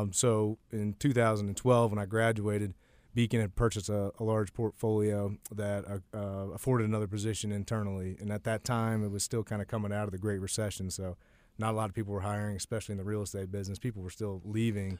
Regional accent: Warrenton, Virginia, United States; moved away; I'm originally from Warrenton, Virginia, which is a, a small town that today is probably, uh, considered a, a suburb of D C, but when I was growing up, it was a little bit more rural.

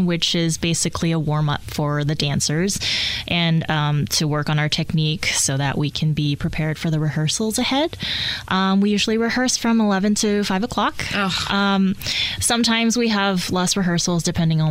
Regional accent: Hawaii, United States; also born or lived in Tokyo, Japan; now in Indianapolis, United States; I grew up in Tokyo, but I moved to Hawaii when I was 6

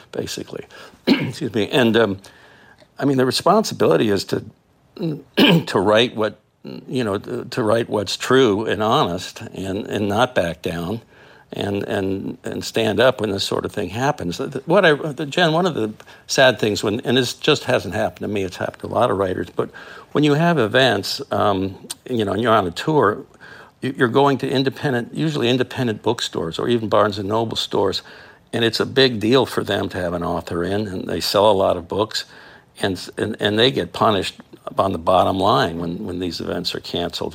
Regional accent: South Florida, United States; I grew up in South Florida

